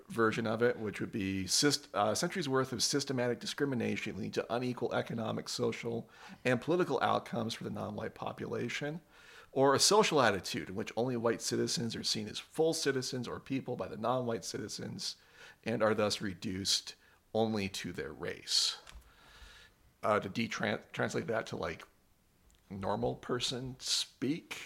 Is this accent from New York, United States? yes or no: no; Great Falls, Montana, United States; moved away; also born or lived in South Dakota / Wyoming; I grew up in Montana. I was born in Great Falls. Um, lived in South Dakota for a bit and uh, Wyoming for a bit.